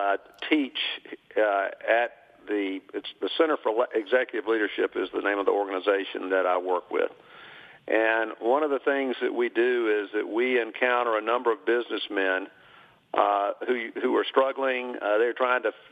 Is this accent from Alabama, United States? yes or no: yes; Birmingham, Alabama, United States; also born or lived in Tennessee; I was born and raised here in Birmingham.